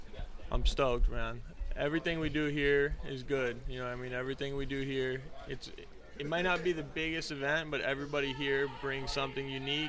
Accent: Dallas, Texas, United States; moved away as an adult; now in Oceanside, United States; so actually I originally came out here from Dallas, Texas. So born and raised in Dallas, Texas.

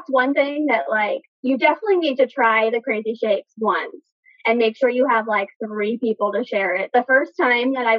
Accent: Arizona, United States; I've grown up born and raised in Arizona

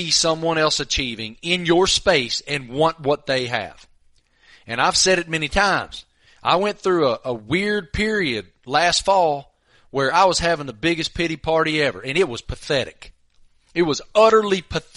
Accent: Tobacco Road, North Carolina, United States; I remember being 9, 10 years old, growing up on Tobacco Road

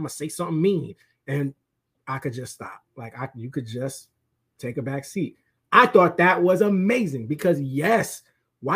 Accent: New York, United States; I'm from New York

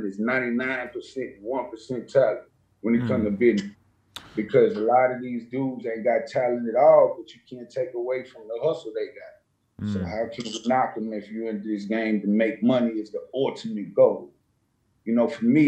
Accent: Nashville, Tennessee, United States; I come from Nashville, Cashville

